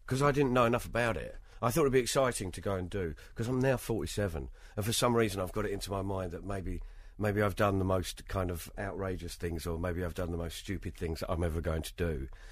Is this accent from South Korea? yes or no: no; United Kingdom; I am British